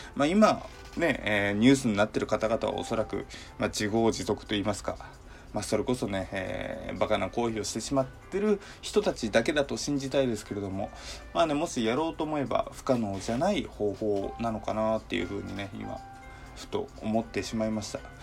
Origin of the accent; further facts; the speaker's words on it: Hokkaido, Japan; moved away as an adult; now in Kanto, Japan; 実家が北海道、生まれも育ちも北海道なので